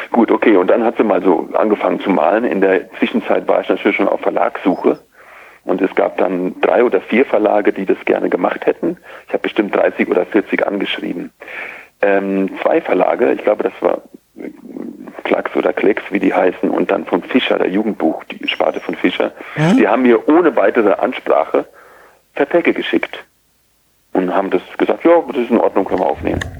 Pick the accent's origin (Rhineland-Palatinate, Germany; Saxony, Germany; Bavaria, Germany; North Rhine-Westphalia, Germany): Rhineland-Palatinate, Germany; Idar-Oberstein; Ich komme aus dem Hunsrück und in Ida Oberstein, der Heimatstadt, in der ich damals noch lebte